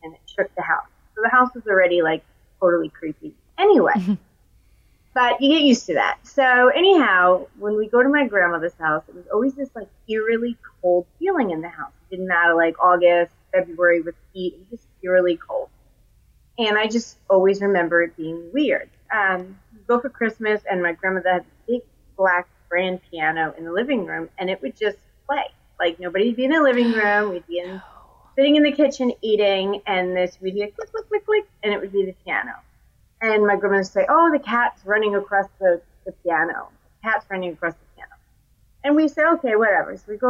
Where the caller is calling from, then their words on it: Raleigh, North Carolina, United States; I'm recalling from Raleigh, North Carolina.